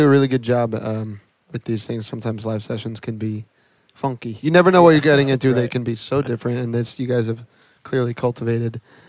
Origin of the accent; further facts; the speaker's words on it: Levittown, Pennsylvania, United States; also born or lived in Yardley, Pennsylvania; Like Yardley in Levittown, Pennsylvania, about 35 minutes north of Philadelphia.